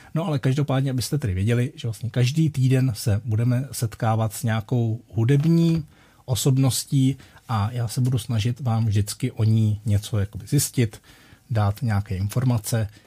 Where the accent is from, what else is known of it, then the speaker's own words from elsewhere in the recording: Litoměřice, Ústí nad Labem Region, Czechia; Litoměřice, mé rodné město. A tam, když jsem se narodil